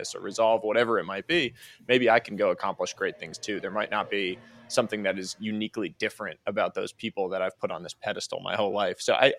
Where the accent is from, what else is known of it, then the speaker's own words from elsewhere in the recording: Boston, Massachusetts, United States; I'm a Boston guy, so I have to ask you about this. I grew up in Boston and cheering for the Patriots